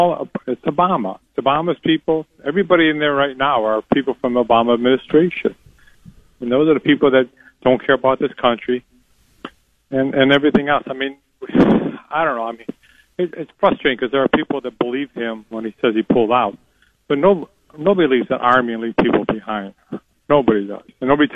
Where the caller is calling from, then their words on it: Florida, United States; Yes, I'm calling from Florida.